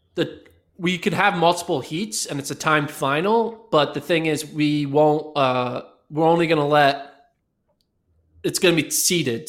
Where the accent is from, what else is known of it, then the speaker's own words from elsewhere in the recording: United States; being American